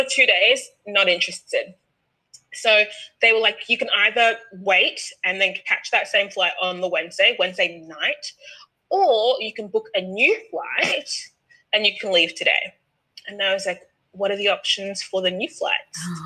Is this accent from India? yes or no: no; Australia; I'm Australian.